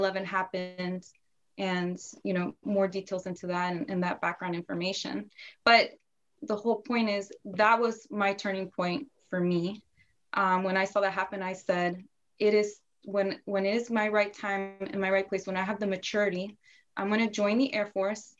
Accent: Northern Virginia, United States; I was born in Virginia, mostly raised in Northern Virginia, so always been close to DC

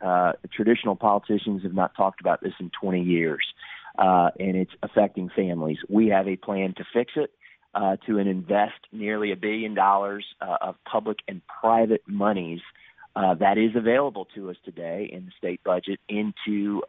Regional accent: Florida, United States; I'm from Central Florida. I grew up there, third generation, married my high school sweetheart

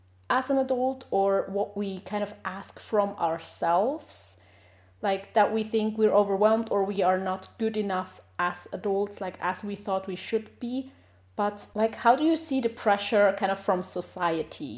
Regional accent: Switzerland; moved away; also born or lived in Sweden; I'm from Switzerland originally

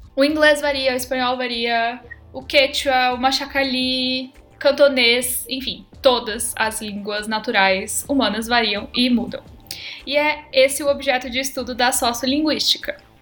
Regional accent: Campinas, São Paulo, Brazil; accent: caipira; eu sou de Campinas

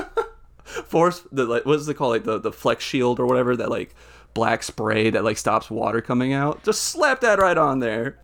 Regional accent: Nashville, Tennessee, United States; I'm from, I'm from Nashville

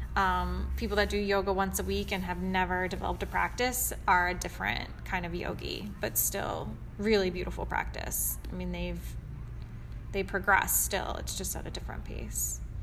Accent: Kansas City, United States; moved away as an adult; now in Chicago, United States; I am originally from Kansas City, and I moved to Chicago in 2008

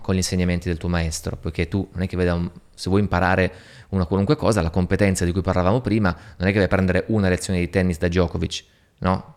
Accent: Turin, Piedmont, Italy; moved away; also born or lived in Moscow; Torino, la mia città natale

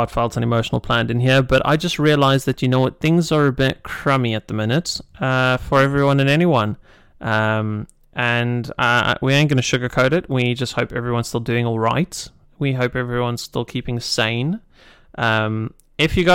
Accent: United Kingdom; I'm British

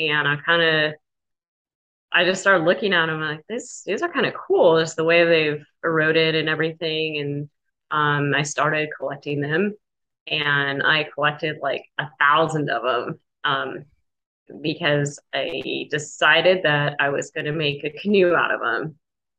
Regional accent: Flagstaff, Arizona, United States; Growing up in Flagstaff, I knew about the Forest Service and I knew about the hotshots.

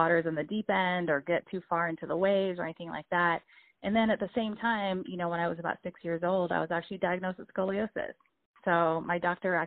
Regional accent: Tampa, Florida, United States; also born or lived in San Juan, Puerto Rico; my family and I moved from Puerto Rico to Tampa, Florida when I was about 9 years old

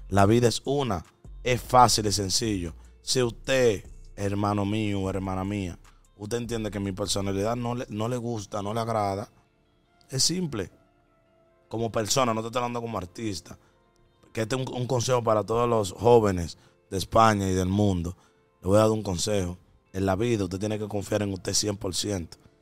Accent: Dominican Republic; en mi país

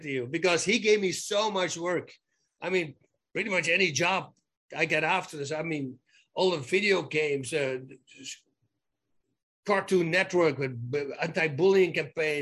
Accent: Netherlands; moved away; I'm a guy from Holland.

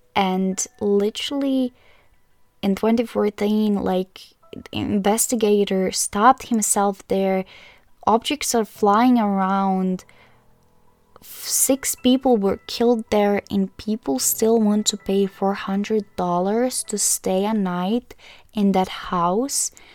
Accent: Croatia; I'm from Croatia

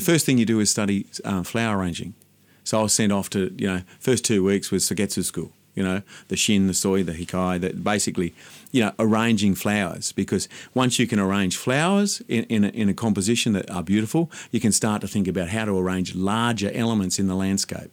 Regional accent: Sydney, New South Wales, Australia; also born or lived in Mount Irvine, New South Wales; I grew up in Dundas Valley, out in the western suburbs of Sydney

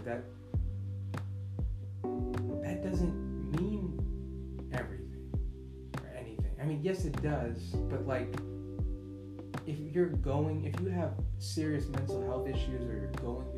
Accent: United States; as an American and living in the United States

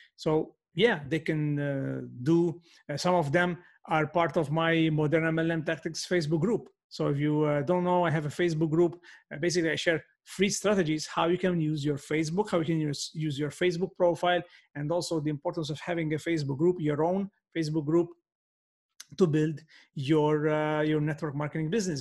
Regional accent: Malta; first language Maltese; English is a second language; my first language is Maltese, but we are bilingual

